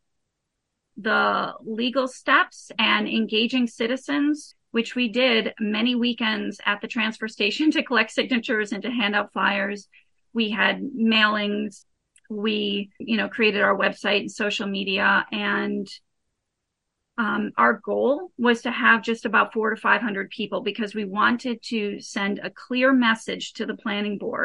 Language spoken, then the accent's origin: English; Bar Harbor, Maine, United States; also born or lived in Illinois; I grew up in Bar Harbor. My family were transplants, so we'll always be from away from Illinois. But I did move to Bar Harbor in the late 1980s. And as a child